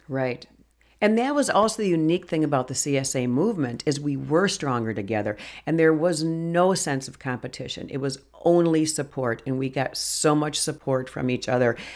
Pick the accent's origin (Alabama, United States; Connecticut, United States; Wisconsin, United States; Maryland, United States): Wisconsin, United States; Brookfield; also born or lived in Milwaukee, Wisconsin / Jefferson County, Wisconsin; I grew up in Brookfield in the suburbs of Milwaukee